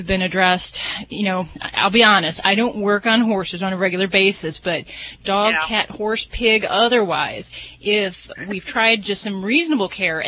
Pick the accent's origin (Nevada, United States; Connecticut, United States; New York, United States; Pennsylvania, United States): Nevada, United States; Las Vegas; I'm from Vegas